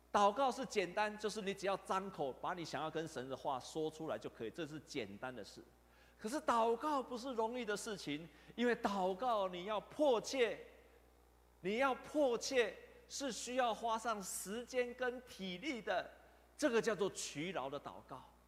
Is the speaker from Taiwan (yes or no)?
yes; Taiwan; 我们台湾